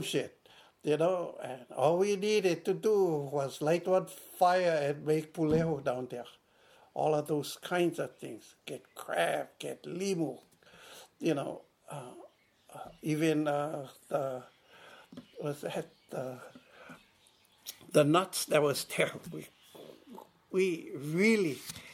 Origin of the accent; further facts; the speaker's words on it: Hakipu'u, Hawaii, United States; moved away as an adult; now in Molokai, United States; I come from Hakipu'u. And it's a very small community